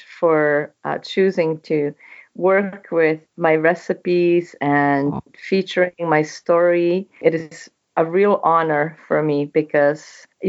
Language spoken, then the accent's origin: English; Czechia; English is a second language; moved away as an adult; also born or lived in Canada; now in United States; which I was born and raised in Czechoslovakia, what used to be Czechoslovakia. It is now Czech Republic.